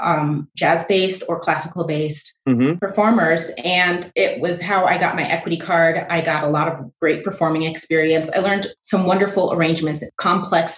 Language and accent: English; Colorado, United States; moved away as an adult; also born or lived in New York; I grew up mostly in Colorado, so it's my other home